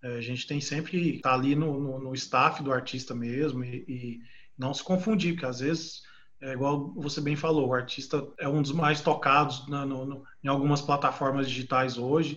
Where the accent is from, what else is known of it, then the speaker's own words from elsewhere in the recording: Goiânia, Goiás, Brazil; Nós somos de Goiânia, mas tinha uma base em São José do Rio Preto